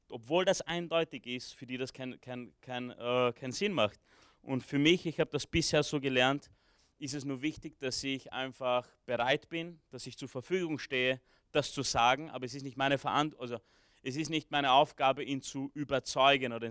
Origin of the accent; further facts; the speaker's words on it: Romania; born there; ich bin in Rumänien geboren, ich kann ein bisschen Rumänisch, ich habe Rumänisch äh, von zu Hause noch mitgelernt, ja, also ich habe zwar immer oft auf Deutsch zurückgesprochen